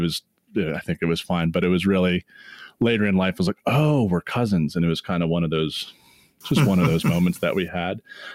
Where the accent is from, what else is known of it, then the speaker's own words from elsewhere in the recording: Northern Virginia, United States; And growing up in Northern Virginia